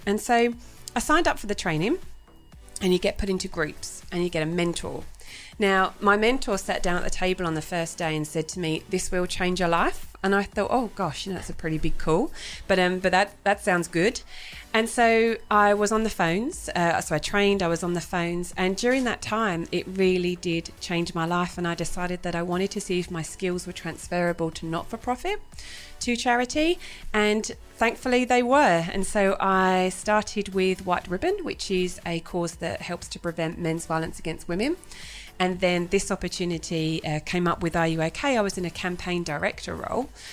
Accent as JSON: {"language": "English", "region": "England", "country": "United Kingdom", "moved": "as an adult", "lives_now": "Australia", "said": "So I'm originally from England. I've been in Australia now for 15 years"}